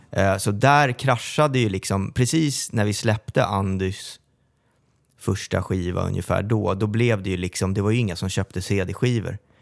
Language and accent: Swedish; Sollentuna, Stockholm County, Sweden; Som är från Sollentuna också, som, som jag.